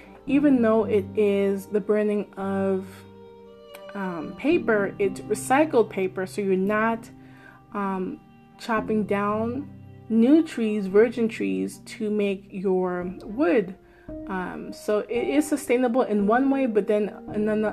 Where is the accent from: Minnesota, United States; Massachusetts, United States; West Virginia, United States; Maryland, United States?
Maryland, United States; I'm so proud of my home state, where I am